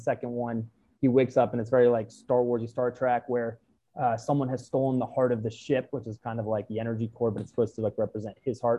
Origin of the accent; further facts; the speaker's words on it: New York City, New York, United States; I grew up in Manhattan